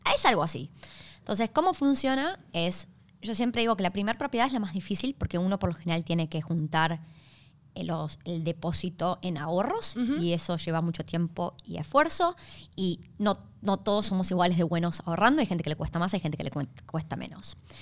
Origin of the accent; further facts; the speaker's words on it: Argentina; now in Australia; venimos de Argentina